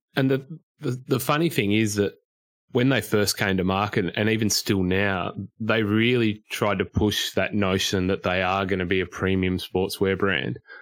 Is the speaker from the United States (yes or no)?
no; Queensland, Australia; Me being a Queenslander